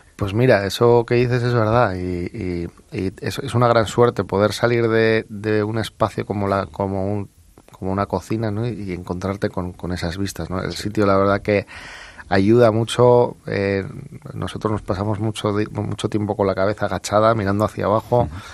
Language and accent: Spanish; Bilbao, Basque Country, Spain; Yo soy de Bilbao